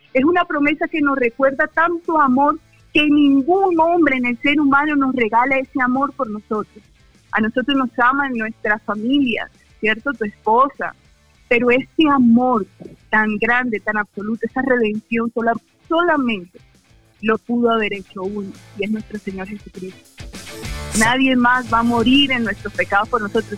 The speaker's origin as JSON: {"language": "Spanish", "town": "Barranquilla", "region": "Atlántico", "country": "Colombia", "tie": "born or raised there", "also_born_or_lived": "Cúcuta", "moved": "as an adult", "lives_now": "Ocaña, Colombia", "said": "yo soy de Barranquilla, crecí allá y, y mi familia vive en Barranquilla"}